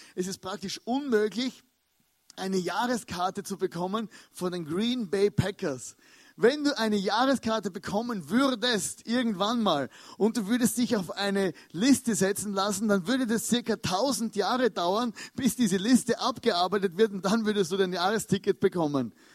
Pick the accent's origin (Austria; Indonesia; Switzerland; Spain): Austria; als Österreicher